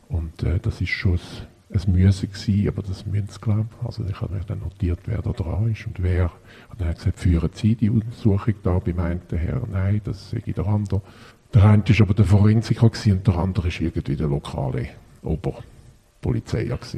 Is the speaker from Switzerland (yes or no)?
yes; Switzerland; habe auch sowohl da bei uns in der Schweiz gelebt wie im Ausland